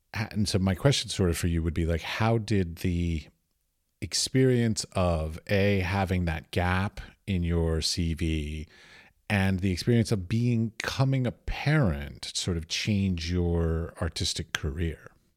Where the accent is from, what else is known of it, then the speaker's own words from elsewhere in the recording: United States; moved away as an adult; now in Europe; I was raised in America and I moved away